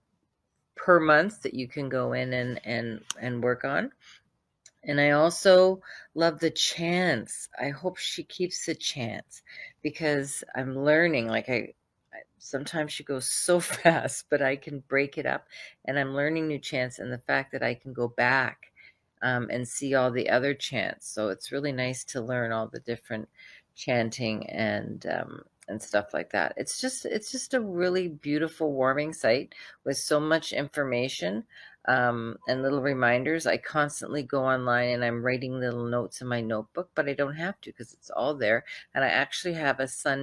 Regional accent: Ontario, Canada; I'm from Ontario, Canada

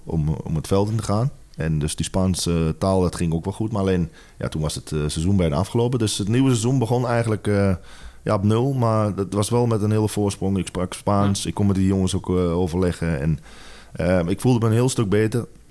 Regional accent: Netherlands; moved away as an adult; also born or lived in England / Spain / Italy / South Africa; wij als Nederlanders eh, Engels praten

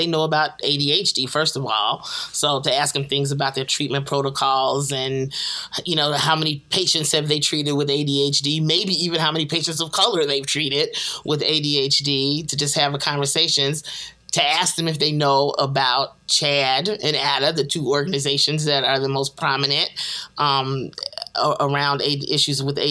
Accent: Chicago, Illinois, United States; my hometown of Chicago

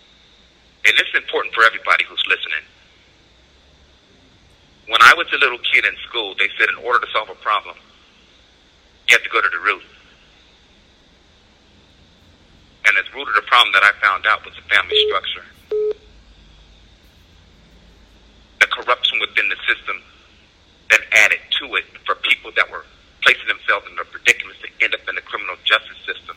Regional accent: San Jose, California, United States; When I was a kid, I grew up in San Jose multicultural

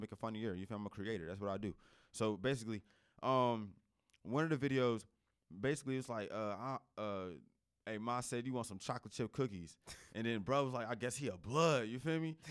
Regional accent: New Jersey, United States; also born or lived in Raleigh, North Carolina; now in North Carolina, United States; I come from Jersey

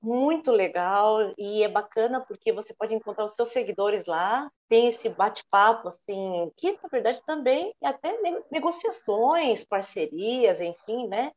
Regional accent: São Paulo, Brazil; Eu já nasci em São Paulo, moro em São Paulo, então mesmo assim, mesmo morando no interior hoje

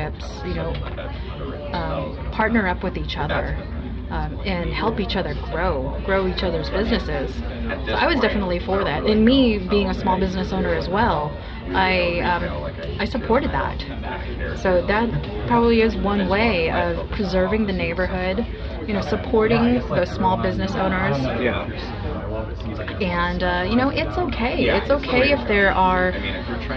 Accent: White Center, Washington, United States; I'm from White Center. I grew up in the same house that I lived

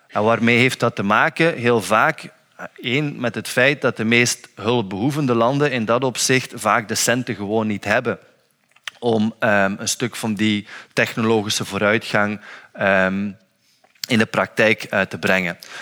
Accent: Flanders, Belgium; als Vlaming

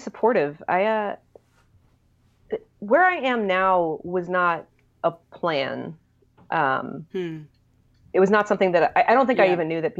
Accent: Hong Kong; born there; also born or lived in Israel / London / Turkey / Virginia; So I was born in Hong Kong, actually, and spent the first couple years there and got to move around a lot while I was growing up, which was really amazing. So we lived in Israel and London and Turkey, and then Virginia was kind of the home base for us.

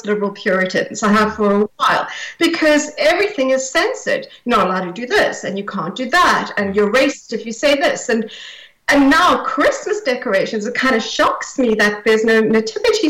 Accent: South Africa; now in United Kingdom; I grew up in South Africa, under apartheid South Africa

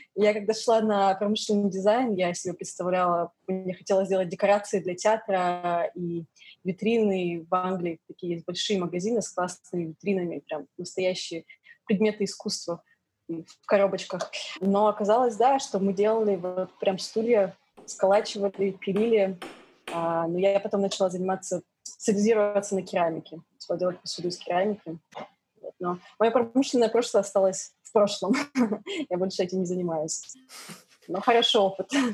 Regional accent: Yekaterinburg, Sverdlovsk Oblast, Russia; moved away as an adult; also born or lived in London, United Kingdom; now in New York, United States; Я родилась на Урале, в городе Екатеринбург. Там выросла, жила до 17 лет.

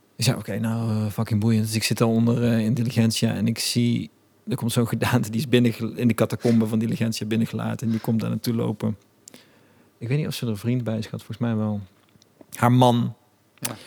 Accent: Eindhoven, North Brabant, Netherlands; Ik kom gewoon uit Eindhoven

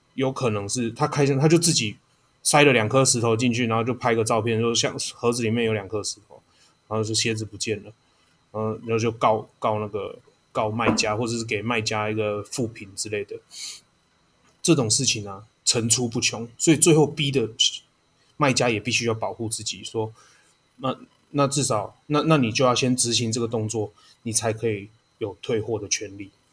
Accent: Taiwan; 因为我们是台湾人呐

